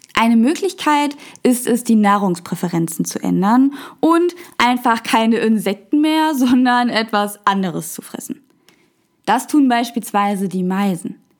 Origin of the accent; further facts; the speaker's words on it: Germany; bei uns in Deutschland